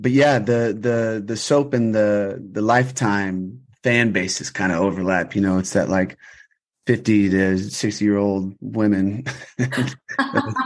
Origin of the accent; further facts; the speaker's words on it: Austin, Texas, United States; now in Los Angeles, United States; I'm from Austin, Texas